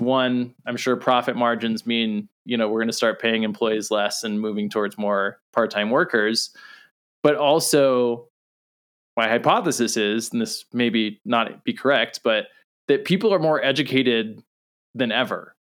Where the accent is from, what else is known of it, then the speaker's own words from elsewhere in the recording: Southern California, United States; I grew up in Southern California